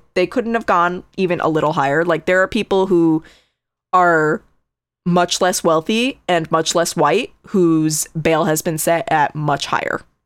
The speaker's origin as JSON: {"language": "English", "region": "Connecticut", "country": "United States", "tie": "born or raised there", "said": "I grew up in Connecticut"}